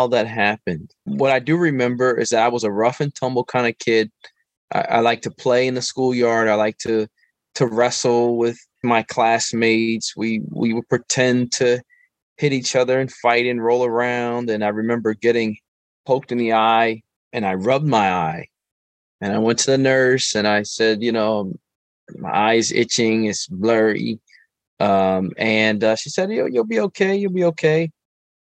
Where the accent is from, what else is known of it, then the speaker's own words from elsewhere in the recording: Philadelphia, Pennsylvania, United States; I am from West Philadelphia, born and raised, and Philadelphia is my home. And I grew up here